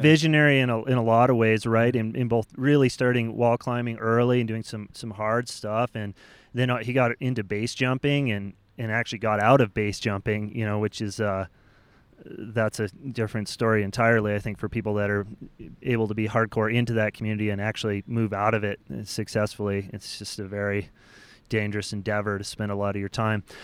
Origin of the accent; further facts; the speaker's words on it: United States; as American climbers